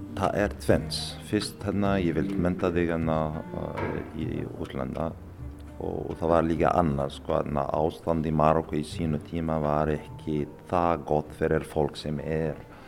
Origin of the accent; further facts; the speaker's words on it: Morocco; Icelandic is a second language; now in Akureyri, Iceland; Ég fæst í Marokko